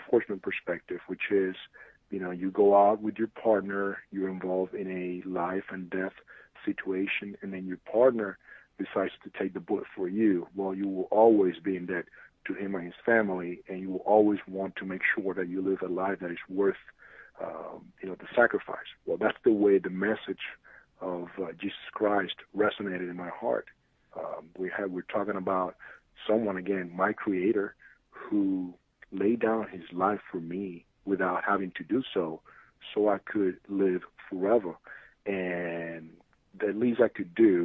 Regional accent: San Juan, Puerto Rico; moved away as an adult; also born or lived in New York City; I'm originally from San Juan, Puerto Rico. That's what I lived for most of my life.

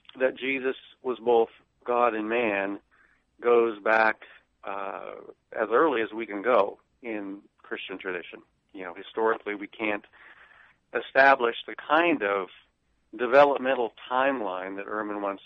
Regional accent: Nebraska, United States; I grew up in Nebraska

